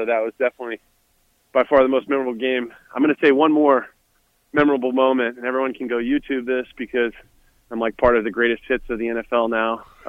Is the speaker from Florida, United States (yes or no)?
no; St. Louis, Missouri, United States; I'm from St. Louis, born and raised